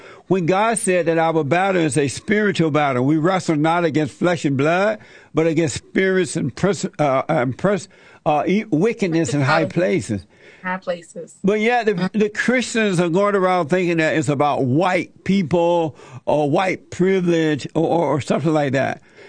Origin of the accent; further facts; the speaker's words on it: Alabama, United States; I grew up in Alabama on a plantation and under the Jim Crow laws.